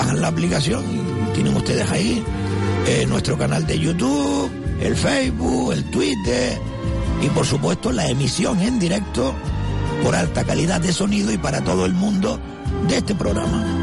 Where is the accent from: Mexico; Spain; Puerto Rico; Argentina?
Spain; Telde, Canary Islands; Ya me da vergüenza decir que soy de Telde.